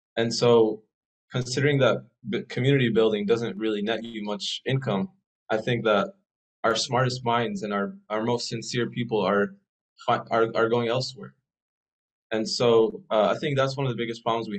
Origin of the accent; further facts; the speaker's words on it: Dallas, Texas, United States; moved away as an adult; I was born here in Dallas, Texas